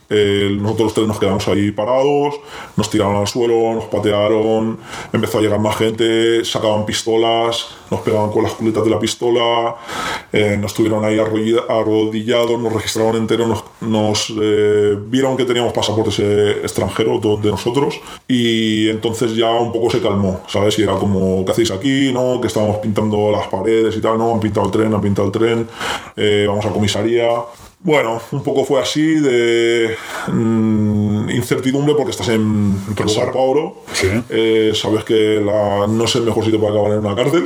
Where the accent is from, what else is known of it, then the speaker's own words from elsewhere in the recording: Barcelona, Catalonia, Spain; nosotros somos de Barcelona